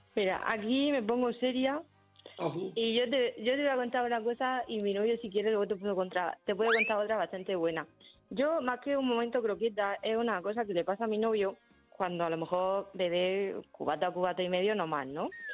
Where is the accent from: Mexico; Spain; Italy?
Spain; Murcia, Region of Murcia; yo soy de Murcia